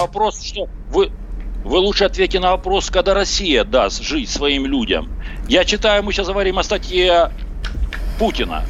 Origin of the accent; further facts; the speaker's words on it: Donbas, Ukraine; moved away as an adult; also born or lived in Zaporizhzhia; я из Донбасса, как и полтора миллиона людей, которые были выгнаны оттуда